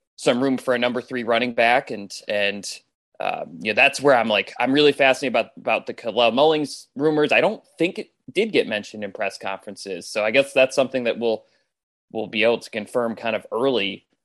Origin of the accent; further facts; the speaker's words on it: Ann Arbor, Michigan, United States; growing up in Ann Arbor